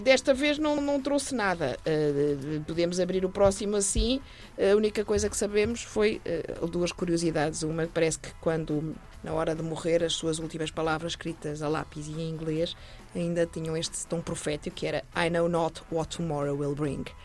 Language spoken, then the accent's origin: Portuguese; Portugal; nos, nos caracteriza como portugueses